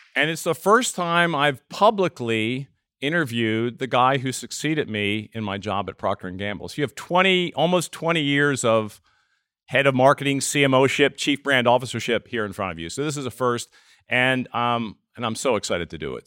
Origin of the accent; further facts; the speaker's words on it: East Coast, United States; moved away; I'm from the East Coast.